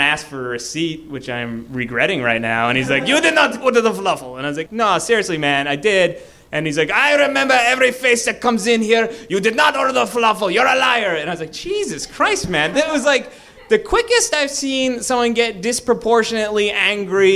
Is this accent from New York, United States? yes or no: no; Boston, Massachusetts, United States; I'm from Boston